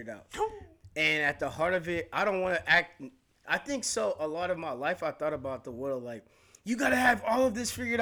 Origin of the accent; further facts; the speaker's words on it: San Francisco, California, United States; growing up in San Francisco and going to the type of schools that I've gone through